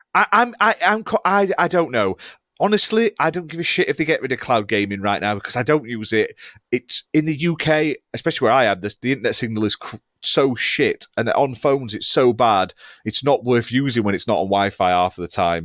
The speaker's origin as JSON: {"language": "English", "country": "United Kingdom", "said": "We are British"}